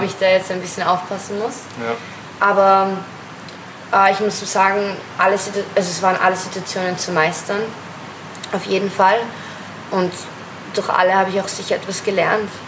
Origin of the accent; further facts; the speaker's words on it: Vienna, Austria; Ich bin aus Österreich, aus Wien